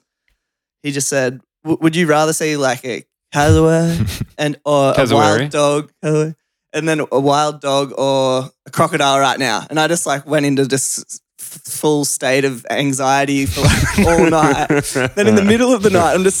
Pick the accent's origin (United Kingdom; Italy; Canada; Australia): Australia; near Byron Bay, New South Wales; New South Wales, you know, like near Byron Bay